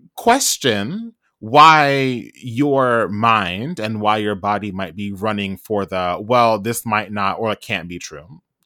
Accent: Trinidad & Tobago; I am also Trinidadian

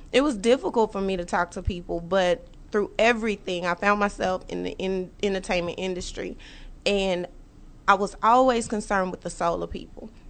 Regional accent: Dallas, Texas, United States; I'm originally from Dallas

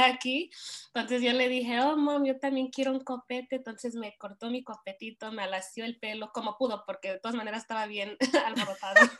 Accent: Montebello, California, United States; crecí en Montevideo, California, donde la mayoría son hispanos

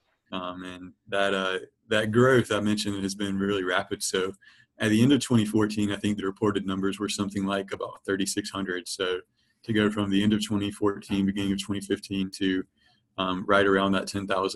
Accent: Rocky Mount, North Carolina, United States; also born or lived in Chapel Hill, North Carolina; now in Raleigh, United States; I am from North Carolina, from a town about 35 or 40 minutes outside of Raleigh called Rocky Mount. So Eastern North Carolina, grew up my whole life

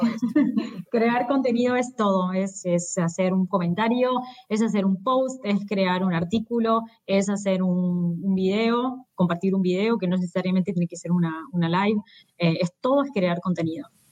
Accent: Buenos Aires, Argentina; moved away as an adult; now in São Paulo, Brazil; soy de Buenos Aires

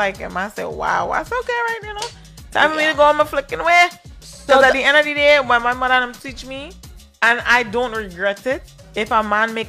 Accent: Princes Town, Trinidad & Tobago; moved away; Because in Trinidad, I could tell you, I can't talk about anywhere else because I'm from Trinidad, right? But in Trinidad, a lot of women used to leave man because I'm from Prince's Town.

